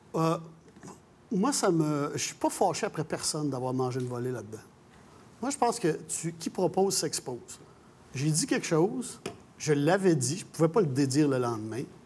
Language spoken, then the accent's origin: French; Montreal, Quebec, Canada; je suis Montréalais, je suis né ici